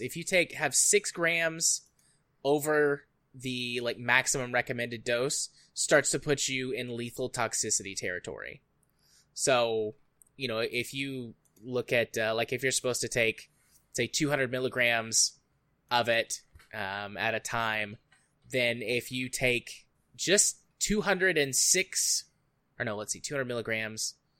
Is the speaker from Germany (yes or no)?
no; United States; I'm from the United States